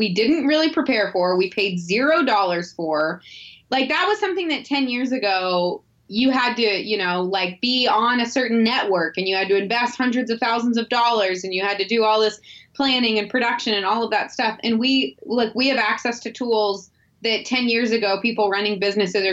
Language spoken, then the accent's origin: English; St. Louis, Missouri, United States; I grew up in Missouri, in St. Louis, actually.